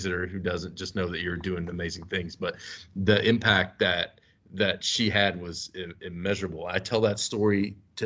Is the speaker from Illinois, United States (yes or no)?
no; Kentucky, United States; moved away as an adult; now in Omaha, United States; I'm from Kentucky.